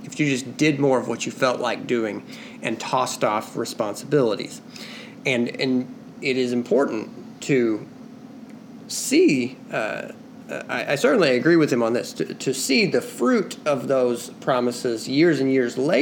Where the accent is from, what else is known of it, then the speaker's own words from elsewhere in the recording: United States; as an American